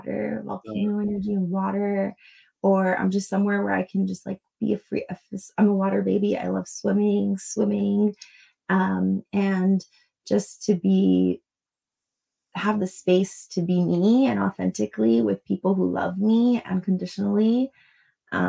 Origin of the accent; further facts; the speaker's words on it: Long Island, New York, United States; I was born in Long Island, New York to immigrant parents